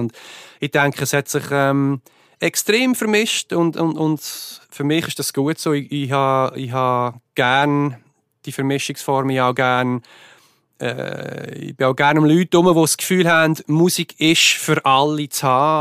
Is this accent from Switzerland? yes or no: yes; Switzerland; now in United States; ich bin Schweizer